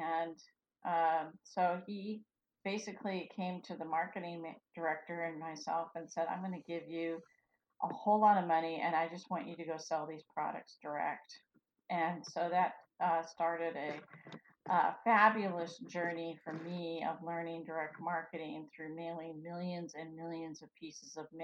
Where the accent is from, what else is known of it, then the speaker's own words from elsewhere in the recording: Felton, California, United States; I'm from Felton. wow, little old Felton.